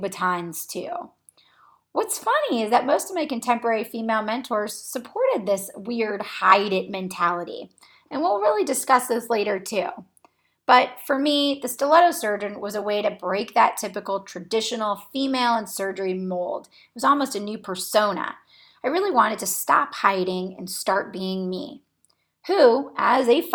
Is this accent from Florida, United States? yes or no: yes; Cocoa Beach, Florida, United States; moved away as an adult; now in Akron, United States; I was born and raised in Cocoa Beach, Florida, which is on the Space Coast near NASA and Kennedy Space Center.